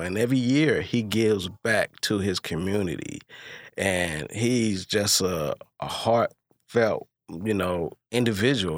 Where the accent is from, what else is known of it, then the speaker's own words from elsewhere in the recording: Hopkins Park, Illinois, United States; I'm from Hawkins Park